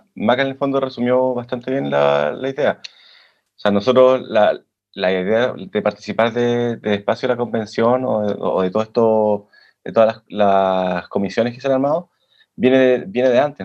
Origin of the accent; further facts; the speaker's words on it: Santiago, Santiago Metropolitan Region, Chile; moved away as an adult; now in Lisbon, Portugal; soy chileno de Santiago, nacido y criado